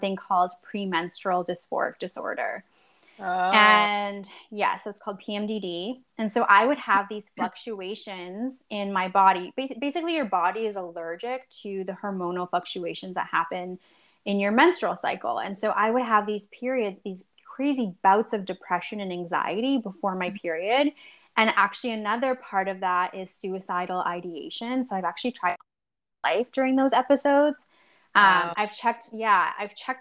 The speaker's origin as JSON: {"language": "English", "country": "Poland", "tie": "born or raised there", "moved": "yes", "lives_now": "Winnipeg, Canada", "said": "I was born in Poland. I now live in Canada in Winnipeg."}